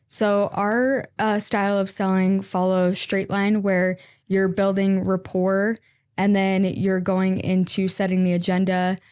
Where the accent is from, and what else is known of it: Washington, United States; born or raised there; also born or lived in Utah